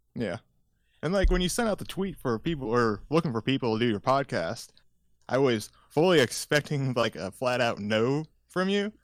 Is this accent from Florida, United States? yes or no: no; Indiana, United States; also born or lived in Los Angeles, California; I was born in California, lived there for a couple years, and then my parents shifted everyone to, uh, Indiana back in nineteen ninety-eight.